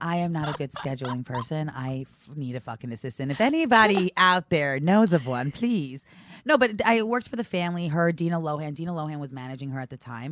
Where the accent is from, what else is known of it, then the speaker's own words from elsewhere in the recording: Brooklyn, New York, United States; also born or lived in Long Island, New York / Massachusetts; I grew up in Brooklyn